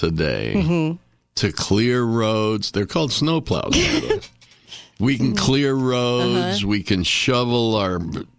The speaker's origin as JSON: {"language": "English", "town": "Rochester", "region": "New York", "country": "United States", "tie": "born or raised there", "moved": "yes", "said": "I grew up in Rochester mm-hmm. as a kid, little kid. And we used to play in lots of snow every year because it's right on Lake Ontario"}